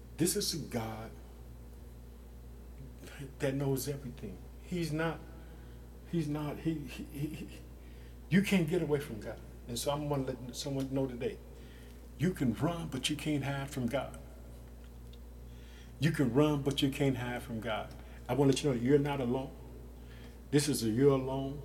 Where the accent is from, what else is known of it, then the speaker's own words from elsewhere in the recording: Illinois, United States; my home state, Illinois